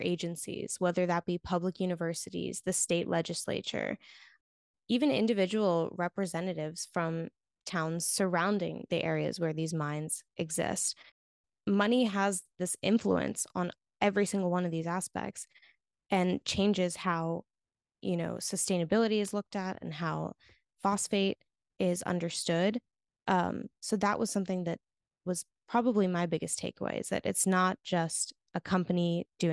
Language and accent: English; Florida, United States; in my home state